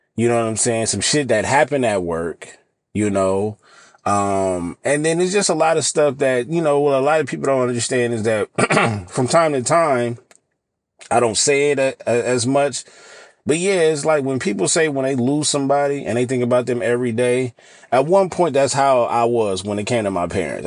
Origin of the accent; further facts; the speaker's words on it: California, United States; I live in California, born and raised in California